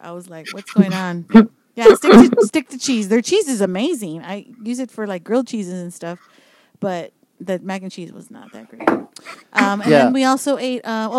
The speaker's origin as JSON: {"language": "English", "town": "Laredo", "region": "Texas", "country": "United States", "moved": "yes", "lives_now": "San Antonio, United States", "said": "I'm from Laredo"}